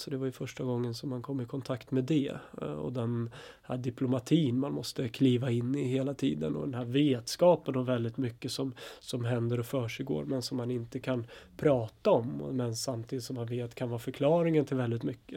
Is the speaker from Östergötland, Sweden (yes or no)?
no; Östersund, Jämtland, Sweden; now in Stockholm, Sweden; Jag är från, faktiskt från Östersund från början, och uppväxt i Östersund.